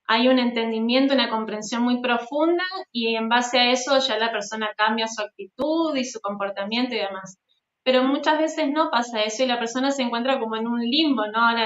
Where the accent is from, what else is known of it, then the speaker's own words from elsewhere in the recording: Avellaneda, Santa Fe, Argentina; De Santa Fe, de Avellaneda, Santa Fe, bien al norte de, Argentina.